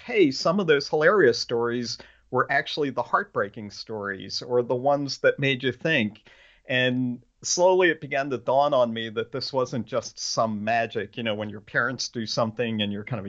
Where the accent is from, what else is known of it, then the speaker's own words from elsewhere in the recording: Pennsylvania, United States; I'm from Pennsylvania, which is the central hub of groundhog territory